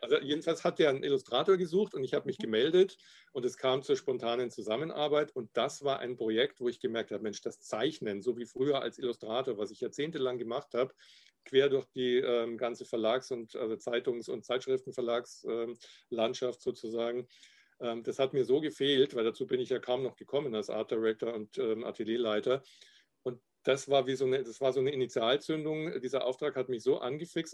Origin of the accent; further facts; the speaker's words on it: Garmisch-Partenkirchen, Bavaria, Germany; accent: Upper Bavarian; now in Cologne, Germany; meine alte Heimat Garmisch-Partenkirchen